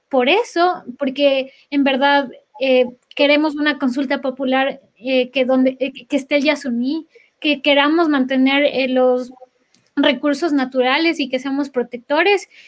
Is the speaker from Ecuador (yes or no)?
yes; Ecuador; moved away as an adult